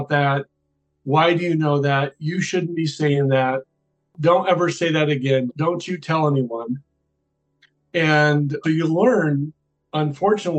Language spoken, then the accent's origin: English; Iowa City, Iowa, United States; I grew up in Iowa City, Iowa